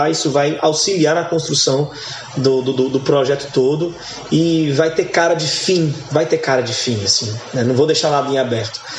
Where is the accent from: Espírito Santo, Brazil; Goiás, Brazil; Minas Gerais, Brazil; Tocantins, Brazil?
Goiás, Brazil; Goiânia; eu, eu nasci em Goiânia, toda a minha família, família é goiana, né?